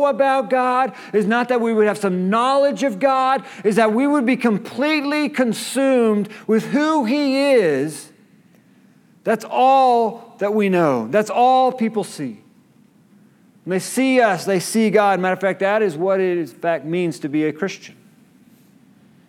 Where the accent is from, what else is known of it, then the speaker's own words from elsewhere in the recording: Kansas City, Missouri, United States; I was born in Kansas City